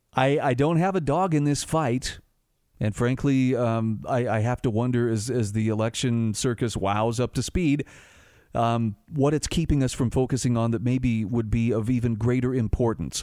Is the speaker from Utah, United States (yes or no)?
yes; Utah, United States; here in my home state of Utah